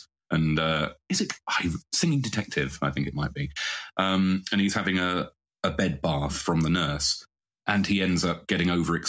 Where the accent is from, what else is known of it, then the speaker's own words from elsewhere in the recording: Coventry, West Midlands, United Kingdom; I would say I grew up in Coventry. That's where I went to school. I grew up in the outskirts of Coventry.